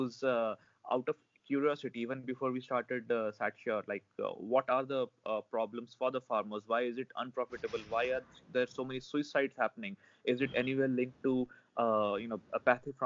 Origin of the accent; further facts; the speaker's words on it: India; as an Indian, and especially myself, having been, you know, technically been born and brought up within the umbrella of the Indian Space Agency